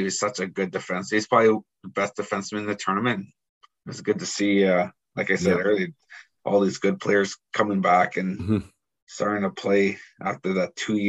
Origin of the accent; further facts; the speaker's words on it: Thunder Bay, Ontario, Canada; Because when I grew up in Thunder Bay, we never went to no hockey camps.